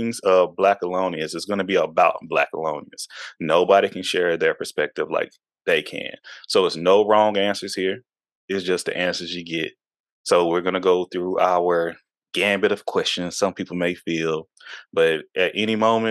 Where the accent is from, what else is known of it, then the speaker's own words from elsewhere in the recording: Houston, Texas, United States; now in Seattle, United States; I'm from Houston